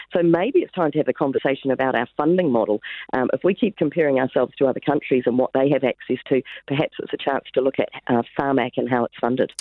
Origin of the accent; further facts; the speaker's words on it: England, United Kingdom; now in New Zealand; I'm English born